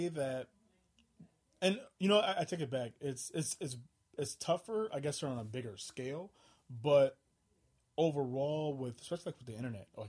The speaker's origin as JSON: {"language": "English", "town": "St. Paul", "region": "Minnesota", "country": "United States", "said": "I'm from St. Paul, Minnesota, but a lot of my family on my father's side is from Alabama"}